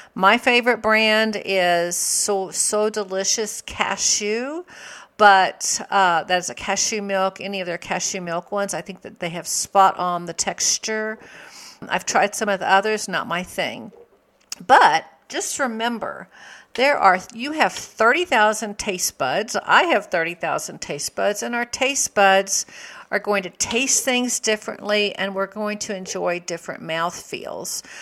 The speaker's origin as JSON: {"language": "English", "region": "the South", "country": "United States", "tie": "born or raised there", "said": "I grew up in the South."}